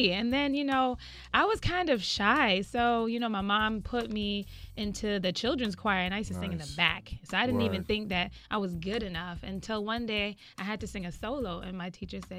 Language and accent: English; New York City, New York, United States; I grew up in Brooklyn. Brooklyn's in the house.